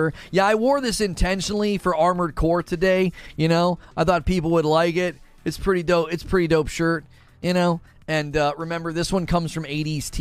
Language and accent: English; Ohio, United States; I grew up in Ohio